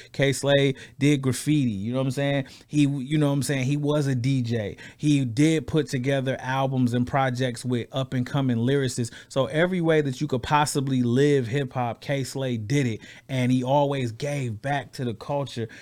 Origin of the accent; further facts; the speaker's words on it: Flint, Michigan, United States; I'm from Flint, Michigan